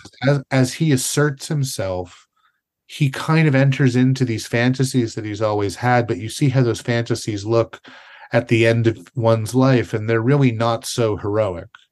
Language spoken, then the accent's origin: English; Canada; I'm a Canadian